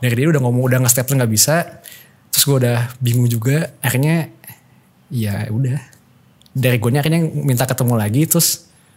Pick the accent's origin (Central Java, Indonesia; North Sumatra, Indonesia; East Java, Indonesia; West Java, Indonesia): West Java, Indonesia; Bandung; Rumah gua di Bandung